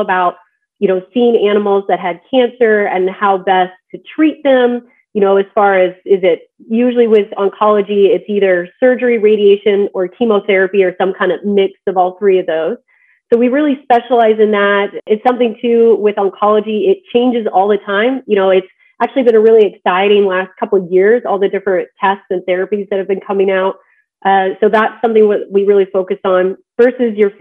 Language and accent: English; Midwest, United States; moved away; also born or lived in Georgia / Colorado; I'm actually from the Midwest, so I grew up on a farm